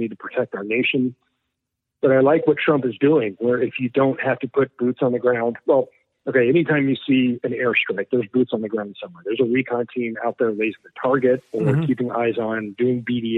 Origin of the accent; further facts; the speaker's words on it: Houston, Texas, United States; We grew up together in Houston